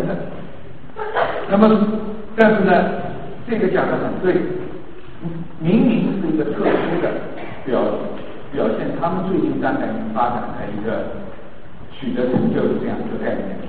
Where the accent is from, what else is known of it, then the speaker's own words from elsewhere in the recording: China; 我们中国人近代以来呢，就接受了这样的一个呃这样的一个文明概念。